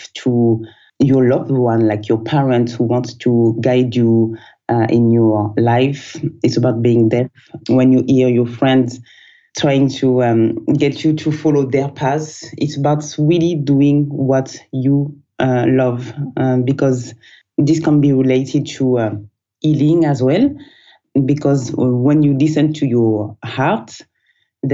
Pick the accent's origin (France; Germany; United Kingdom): France; southern France; moved away; also born or lived in Guinea-Bissau; So I was born in the south of France.